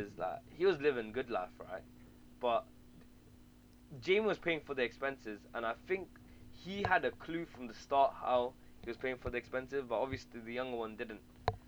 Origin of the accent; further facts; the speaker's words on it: London, United Kingdom; we're from London